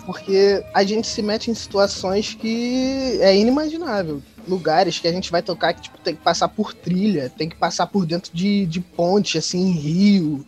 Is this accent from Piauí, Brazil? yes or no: no; Nova Friburgo, Rio de Janeiro, Brazil; accent: carioca; Nós somos de Nova Friburgo